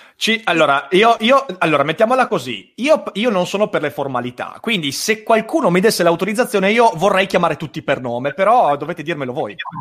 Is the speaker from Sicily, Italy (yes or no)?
no; Vicenza, Veneto, Italy; anch'io sono vicentino